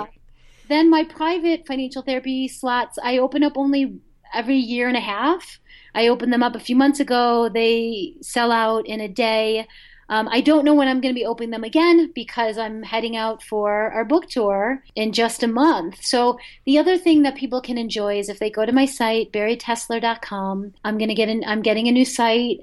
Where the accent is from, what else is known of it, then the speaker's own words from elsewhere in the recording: Boulder, Colorado, United States; the Boulder Bookstore, my hometown